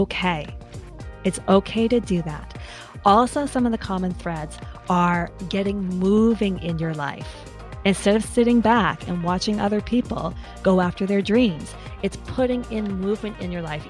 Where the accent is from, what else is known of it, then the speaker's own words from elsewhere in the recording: Canada; I'm Canadian.